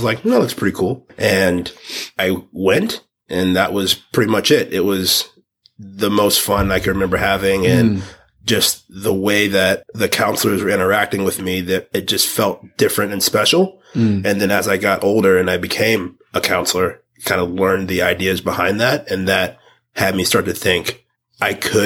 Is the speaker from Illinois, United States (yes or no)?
no; New York City, New York, United States; also born or lived in Southwest Georgia, United States; I had a kind of a split upbringing between Southwest Georgia, and then I really feel like I grew up in Brooklyn.